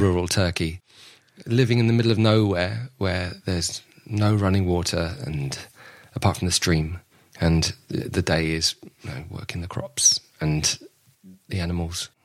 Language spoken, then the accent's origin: English; London, United Kingdom; I was born and raised in Southwest London